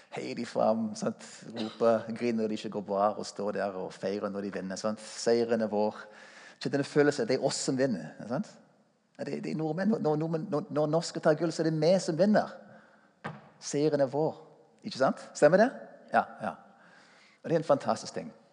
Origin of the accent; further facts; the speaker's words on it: United States; Norwegian is a second language; moved away as an adult; also born or lived in Stavanger, Norway; now in Norway; Jeg er amerikaner og eh, kom til Norge som ung mann for å spille i Stavanger Symfoniorkestre